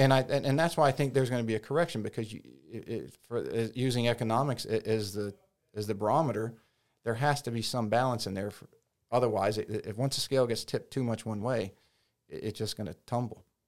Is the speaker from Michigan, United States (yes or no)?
yes; Detroit, Michigan, United States; now in Hilton Head Island, United States; growing up in Detroit